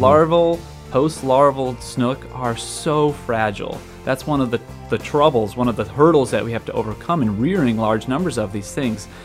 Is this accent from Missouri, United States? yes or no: no; Wisconsin, United States; moved away as an adult; also born or lived in Texas; now in Florida, United States; I'm actually originally from Wisconsin